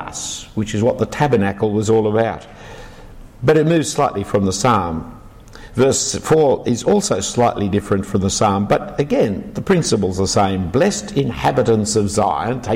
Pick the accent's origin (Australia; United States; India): Australia; Sydney, New South Wales; I wasn't born in Jerusalem, I was born in Sydney. I was born in the back streets of King's Cross